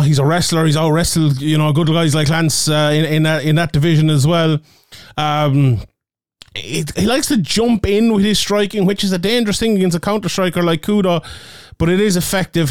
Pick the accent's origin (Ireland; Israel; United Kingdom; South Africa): Ireland; I'm Irish